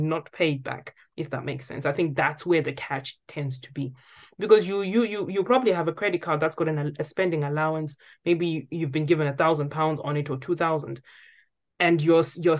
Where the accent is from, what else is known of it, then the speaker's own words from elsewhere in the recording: Zimbabwe; now in United Kingdom; I'm from Zimbabwe.